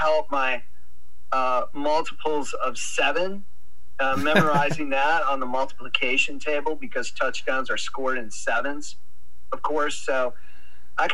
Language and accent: English; Wisconsin, United States; when I was a child, growing up in Wisconsin